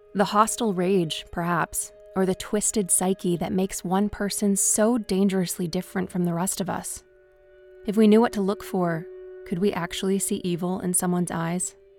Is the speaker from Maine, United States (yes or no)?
yes; Newport, Maine, United States; my hometown of Newport, Maine